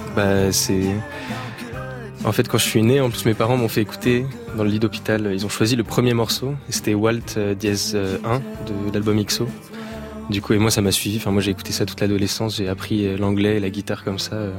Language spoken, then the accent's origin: French; Saint-Malo, Brittany, France; je suis de Saint-Malo, du coup. J'habite à côté de Saint-Malo, sur les bords de Rance.